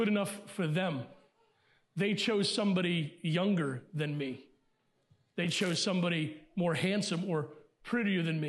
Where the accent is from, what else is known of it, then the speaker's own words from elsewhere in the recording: Elkton, Maryland, United States; also born or lived in Pennsylvania; most of my growing up was in Elkton, Maryland